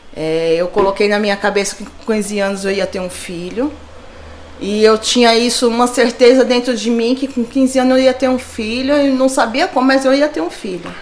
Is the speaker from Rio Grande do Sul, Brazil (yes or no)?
no; São Paulo, Brazil; also born or lived in Diadema; Sempre morei aqui no Jabaquara, ali no, na Vila do Encontro, né? Perto do Corpo de Bombeiro. Cresci ali